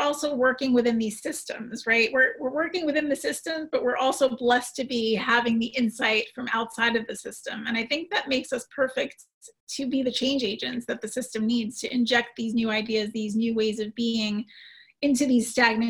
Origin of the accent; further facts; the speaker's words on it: New York City, New York, United States; as a New Yorker